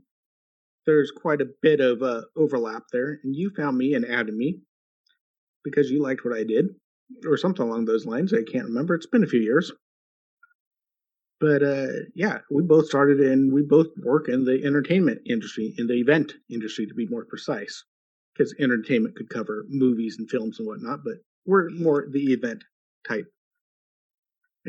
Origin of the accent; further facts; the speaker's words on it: United States; I'm an American